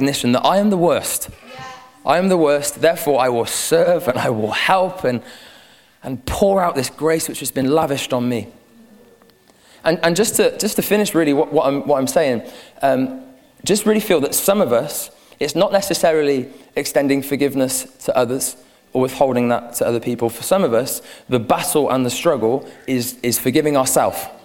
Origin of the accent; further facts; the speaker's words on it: Gloucestershire, South West England, United Kingdom; Me too! I'm from Gloucestershire